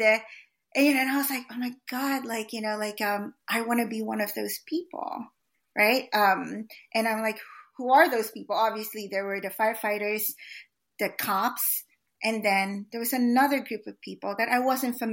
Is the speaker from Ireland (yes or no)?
no; Philippines; also born or lived in Philadelphia, United States; now in United States; as a Filipino immigrant